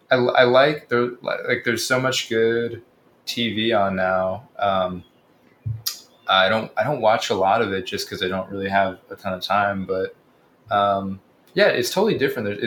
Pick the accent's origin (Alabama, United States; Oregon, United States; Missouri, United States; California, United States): California, United States; Yeah, I was born in Southern California